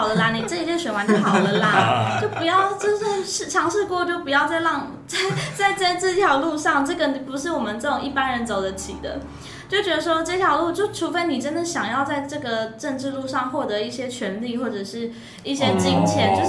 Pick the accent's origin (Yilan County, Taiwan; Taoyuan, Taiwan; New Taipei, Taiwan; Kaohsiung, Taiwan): Kaohsiung, Taiwan; moved away as an adult; 党团主任就有问我说要不要回我的家乡选举看看。